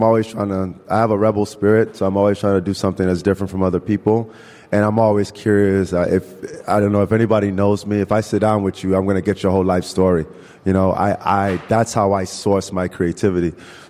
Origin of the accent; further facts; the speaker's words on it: Nigeria; because I'm originally from Nigeria anyway. So how great it would be to bring it back home where we have plenty of sun, right?